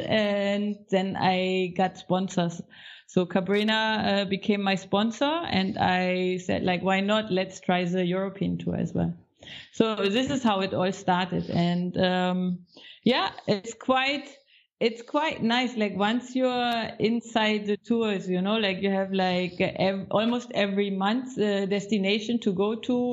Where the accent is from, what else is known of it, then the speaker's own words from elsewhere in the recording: Baltic Sea, Northern Germany, Germany; moved away as an adult; also born or lived in Egypt; I'm coming from the Baltic Sea, north of Germany